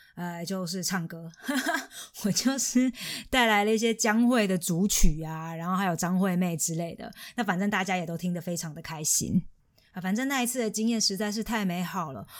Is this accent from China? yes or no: no; Taiwan; moved away as an adult; now in Germany; 我是，我是台湾人嘛，唯一现场的